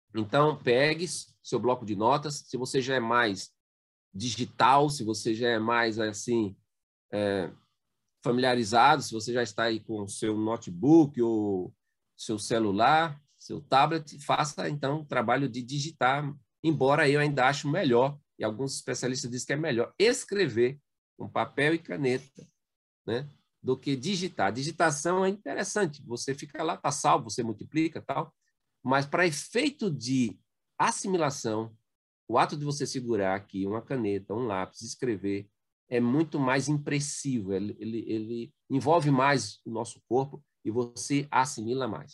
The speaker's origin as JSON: {"language": "Portuguese", "town": "Belém do São Francisco", "region": "Pernambuco", "country": "Brazil", "tie": "born or raised there", "also_born_or_lived": "Petrolina", "said": "eu sou do sertão de Pernambuco, nasci em Belém do São Francisco é, e me radiquei em Petrolina"}